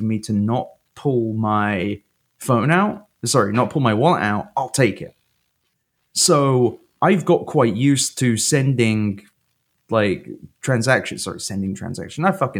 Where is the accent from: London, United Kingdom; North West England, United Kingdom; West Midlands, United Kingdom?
London, United Kingdom; Fucking hell, mate, I'm from London.